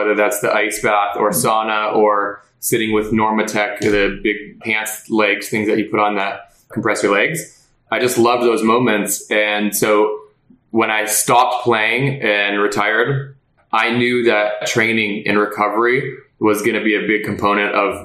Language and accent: English; Los Angeles, California, United States; I was born in California. I became a Cali kid and immediately was put into hockey